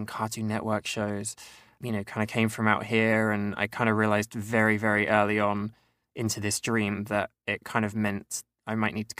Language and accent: English; East of England, United Kingdom; So I grew up in a small town in the countryside in Cambridgeshire, which is sort of like to the east of London.